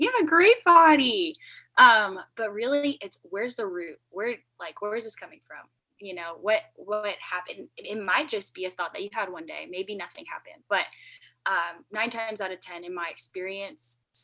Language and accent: English; Florida, United States; I am from Florida